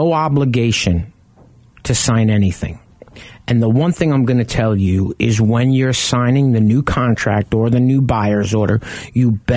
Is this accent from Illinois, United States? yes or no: no; New York, United States; now in Arizona, United States; I grew up in New York